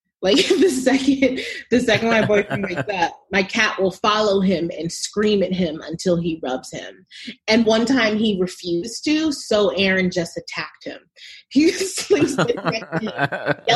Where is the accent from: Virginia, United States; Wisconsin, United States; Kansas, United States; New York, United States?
New York, United States; moved away as an adult; also born or lived in Chicago; now in California, United States; I'm from New York, but I live in California